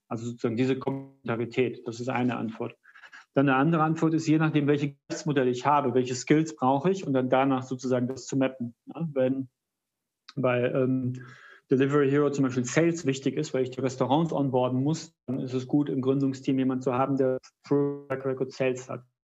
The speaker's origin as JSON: {"language": "German", "town": "Kassel", "region": "Hesse", "country": "Germany", "tie": "born or raised there", "said": "aus meiner Heimatstadt Kassel"}